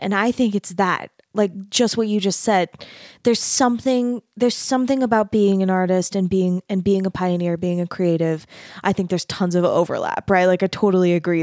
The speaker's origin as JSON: {"language": "English", "town": "Mesa", "region": "Arizona", "country": "United States", "tie": "born or raised there", "also_born_or_lived": "Utah / North Texas", "moved": "as an adult", "said": "I grew up in Mesa, Arizona"}